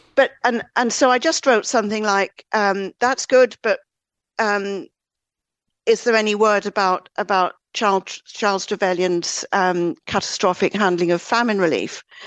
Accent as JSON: {"language": "English", "region": "Northern Ireland", "country": "United Kingdom", "tie": "born or raised there", "also_born_or_lived": "Great Britain", "moved": "yes", "said": "growing up in Northern Ireland, then moving over to, to the U K"}